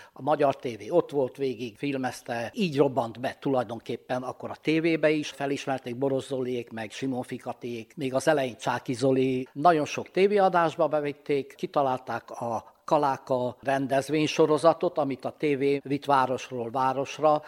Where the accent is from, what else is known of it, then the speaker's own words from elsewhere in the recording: Transylvania, Romania; moved away; mi szintén Romániából vagyunk